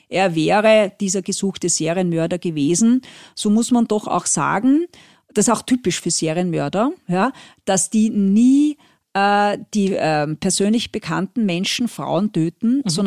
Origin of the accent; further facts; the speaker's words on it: France; now in Austria; ich bin ja teilweise in Frankreich aufgewachsen, äh, Österreich ist schon ein bisschen speziell.